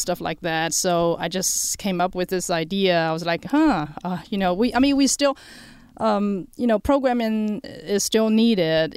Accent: China; moved away; also born or lived in New Mexico / Texas; I, uh, was born and raised in China.

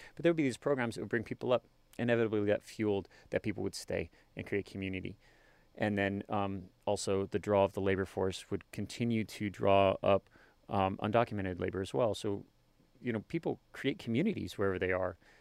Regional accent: Worland, Wyoming, United States; also born or lived in Colorado; kindergarten through high school in Warland, Wyoming.

